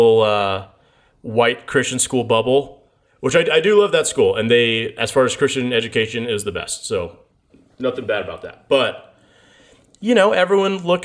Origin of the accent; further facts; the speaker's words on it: United States; I'm American